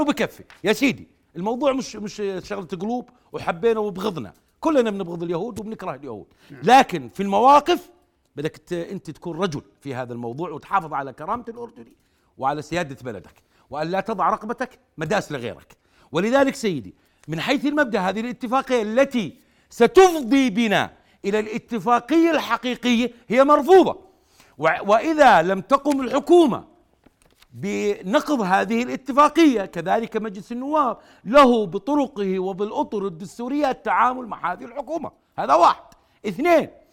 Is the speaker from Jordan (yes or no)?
yes; Jordan; انا كاردني